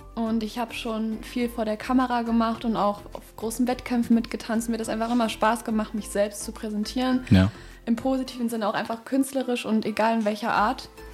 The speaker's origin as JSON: {"language": "German", "town": "Düsseldorf", "region": "North Rhine-Westphalia", "country": "Germany", "said": "ich komme aus Düsseldorf, bin 18 Jahre alt"}